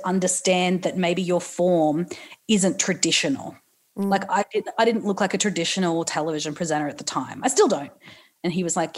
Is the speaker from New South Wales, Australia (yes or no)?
yes; Newcastle, New South Wales, Australia; I'm from Newcastle